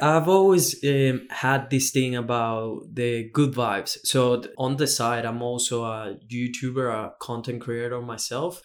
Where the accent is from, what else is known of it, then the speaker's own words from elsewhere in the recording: Venezuela; moved away as an adult; also born or lived in Australia; now in Gold Coast, Australia; I come from Venezuela, so I'm very far from home. I've been in Australia for almost six years now